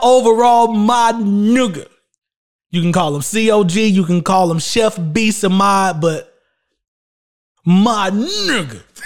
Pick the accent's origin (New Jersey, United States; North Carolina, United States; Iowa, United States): North Carolina, United States; Shelby; also born or lived in Charlotte, North Carolina; my hometown in Little Old Shelby, North Carolina